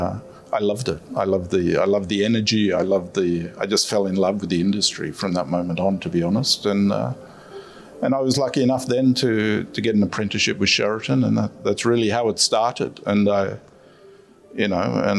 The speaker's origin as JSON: {"language": "English", "town": "Sydney", "region": "New South Wales", "country": "Australia", "tie": "born or raised there", "moved": "as an adult", "lives_now": "Doha, Qatar", "said": "I grew up in Australia and in Sydney"}